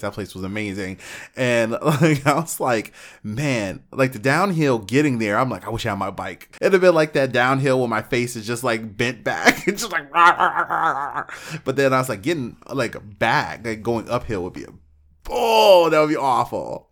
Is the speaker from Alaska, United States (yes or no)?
yes; Alaska, United States; moved away; I lived in a town of twelve hundred people